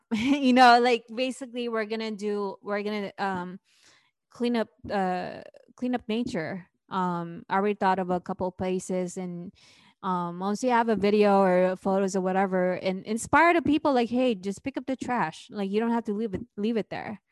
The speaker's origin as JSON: {"language": "English", "region": "Luzon", "country": "Philippines", "tie": "born or raised there", "moved": "yes", "lives_now": "San Francisco Bay Area, United States", "said": "I grew up in Luzon, right? Where, that's where Manila is"}